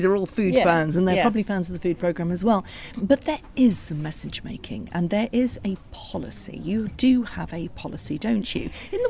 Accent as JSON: {"language": "English", "town": "Abergavenny", "region": "Wales", "country": "United Kingdom", "tie": "born or raised there", "said": "Wales, where I grew up, I mean, I grew up in Abergavenny."}